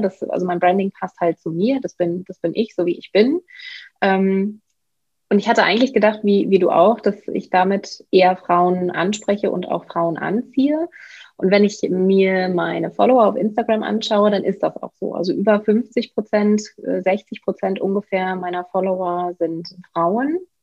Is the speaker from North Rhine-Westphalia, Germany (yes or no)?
yes; Bielefeld, North Rhine-Westphalia, Germany; ich bin geboren in Bielefeld, äh, okay. das ist Ostwestfalen in NRW. Ich bin aufgewachsen